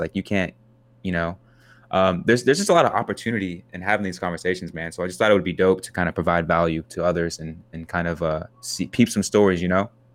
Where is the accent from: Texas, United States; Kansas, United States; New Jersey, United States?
Kansas, United States; growing up in Kansas